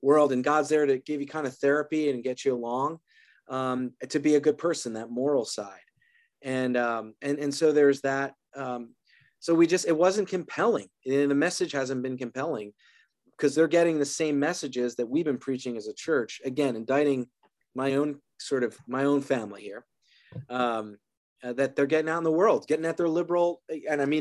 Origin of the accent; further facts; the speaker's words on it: Philadelphia, Pennsylvania, United States; now in Atlanta, United States; I'm from Philly originally